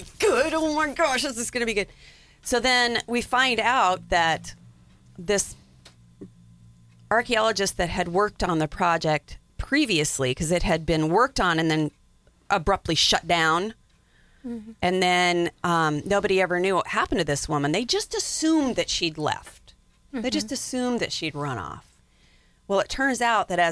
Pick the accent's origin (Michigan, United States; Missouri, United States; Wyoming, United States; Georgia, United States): Wyoming, United States; I grew up in Wyoming